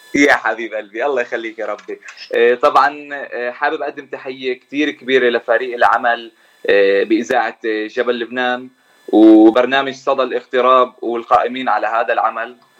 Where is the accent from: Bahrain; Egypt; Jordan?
Jordan; moved away as an adult; now in United States; طبعا أنا من الأردن من أصول فلسطيني صار لي تقريبا سنتين بأمريكا